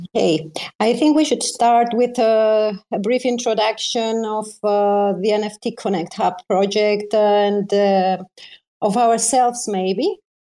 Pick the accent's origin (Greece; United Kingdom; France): Greece; I am from uh, an island near Greece